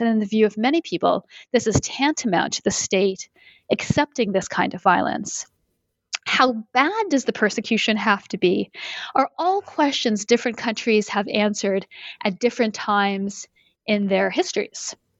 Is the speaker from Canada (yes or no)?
yes; Canada; moved away as an adult; now in United States; I live in the US and I'm originally from Canada